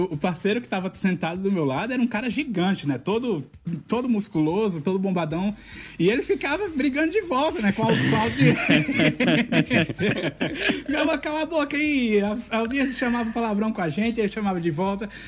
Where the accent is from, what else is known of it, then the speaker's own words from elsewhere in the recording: Campina Grande, Paraíba, Brazil; É, a gente tinha uma orquestra na minha cidade, eu sou de Campina Grande, que se chamava Orquestra Civuca.